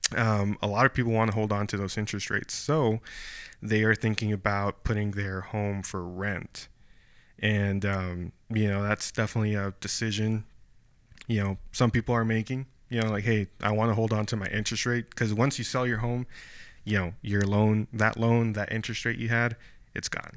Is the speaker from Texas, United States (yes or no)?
yes; Brownsville, Texas, United States; moved away as an adult; now in San Antonio, United States; Brownsville, like, my hometown.